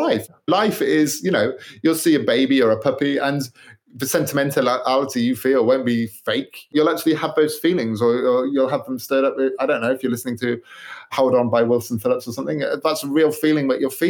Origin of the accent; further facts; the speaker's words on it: United Kingdom; I'm British